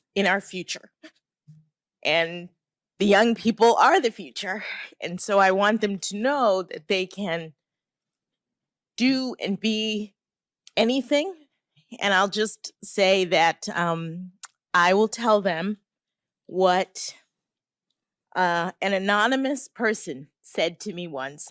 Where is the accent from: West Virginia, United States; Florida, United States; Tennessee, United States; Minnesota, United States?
Florida, United States; Miami; moved away as an adult; also born or lived in Boston; I'm from Miami, Florida